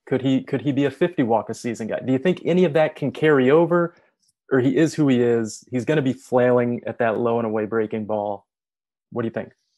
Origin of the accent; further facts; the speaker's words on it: Kansas City, Missouri, United States; growing up in Kansas City watching the Royals was not enjoyable